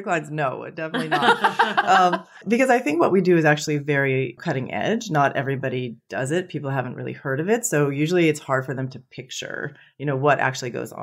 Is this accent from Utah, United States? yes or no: no; San Francisco, California, United States; I was born in San Francisco to hippie parents